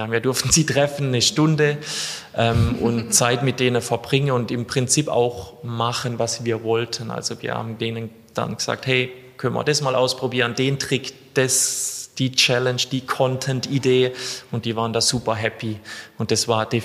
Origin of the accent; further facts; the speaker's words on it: Baden-Württemberg, Germany; ich komme aus äh, ganz Süddeutschland zwischen Freiburg